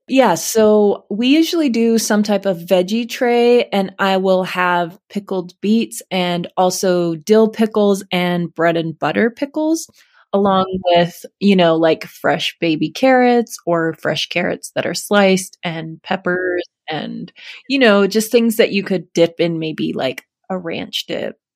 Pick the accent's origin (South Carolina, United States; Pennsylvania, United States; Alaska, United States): Alaska, United States; moved away; I grew up in Alaska